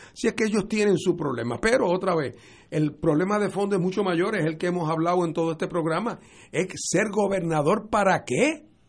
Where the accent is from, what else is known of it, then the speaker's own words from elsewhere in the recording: Puerto Rico; en el caso de Puerto Rico, como nosotros somos una jurisdicción de los Estados Unidos